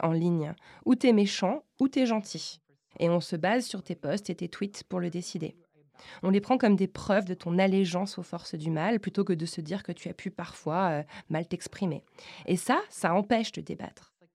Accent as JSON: {"language": "French", "country": "France", "said": "je suis française"}